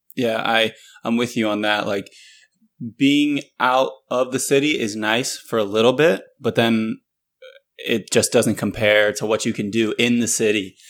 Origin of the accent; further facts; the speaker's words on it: Northern Virginia, United States; moved away as an adult; also born or lived in North Carolina / Indianapolis; I grew up in Northern Virginia, so it's not like you really have that much country